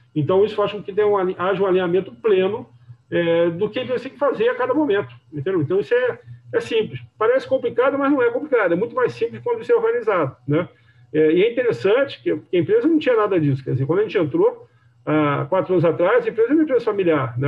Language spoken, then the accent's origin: Portuguese; Rio de Janeiro, Brazil; eu sou carioca